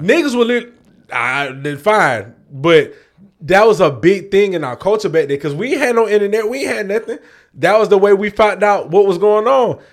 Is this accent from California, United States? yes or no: no; New York, United States; I was born in New York, and, like, we had the greatest fucking radio station in the States, Hot ninety-seven